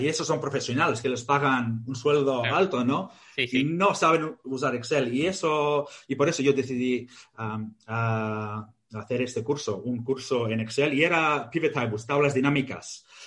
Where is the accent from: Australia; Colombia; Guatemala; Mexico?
Australia; Victoria; Spanish is a second language; moved away; also born or lived in Greece; Yo nací en Australia y mis padres son griegos, ah, emigraron a Australia y si este, yo nací en Australia. Y luego, bueno, vivimos en Grecia, luego en Australia y hice los estudios en Australia